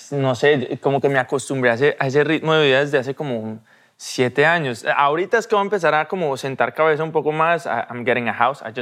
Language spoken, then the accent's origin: Spanish; Medellín, Antioquia, Colombia; born there; also born or lived in Cartagena; Yo nací en Medellín, me fui a Cartagena a los...